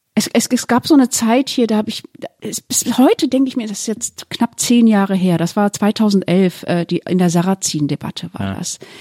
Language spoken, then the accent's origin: German; Duisburg, North Rhine-Westphalia, Germany; moved away; Ich hatte eine, ich hatte wirklich eine wunderschöne Kindheit im, im Ruhrgebiet und ähm, ganz besonders in Duisburg.